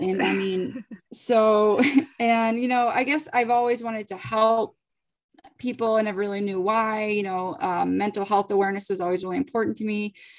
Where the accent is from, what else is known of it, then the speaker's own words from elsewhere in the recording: Boston, Massachusetts, United States; also born or lived in Virginia; I'm from the Boston area